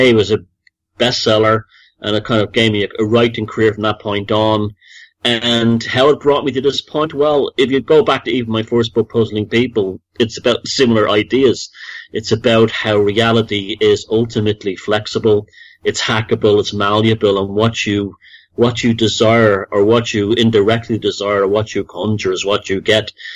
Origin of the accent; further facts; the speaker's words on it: Dublin, Leinster, Ireland; moved away as an adult; also born or lived in United States; I grew up in Dublin